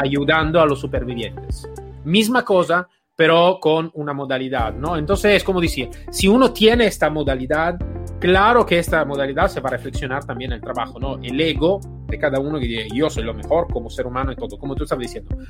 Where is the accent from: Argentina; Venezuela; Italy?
Italy; also born or lived in Spain; soy un italiano bastante atípico